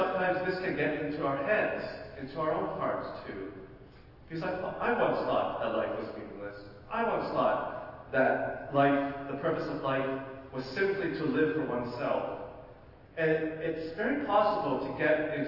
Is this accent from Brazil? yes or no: no; Ottawa, Ontario, Canada; I come from Ottawa